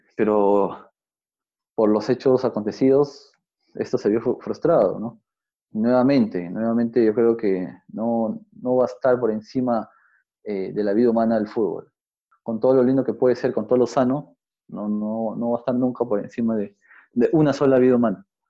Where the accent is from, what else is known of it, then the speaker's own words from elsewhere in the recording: Peru; cómo somos los peruanos, cómo nos comportamos